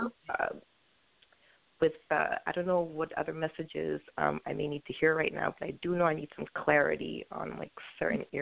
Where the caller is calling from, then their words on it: New York City, New York, United States; I'm calling from Brooklyn, New York